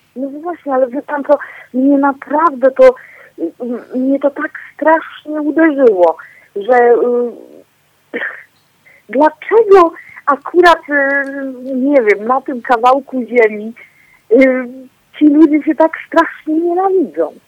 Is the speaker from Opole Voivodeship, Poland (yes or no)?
no; Częstochowa, Silesian Voivodeship, Poland; ja akurat jestem z Częstochowy